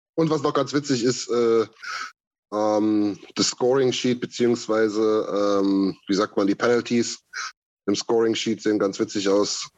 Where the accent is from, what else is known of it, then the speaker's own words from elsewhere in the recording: eastern Germany, East Germany, Germany; bei uns im Osten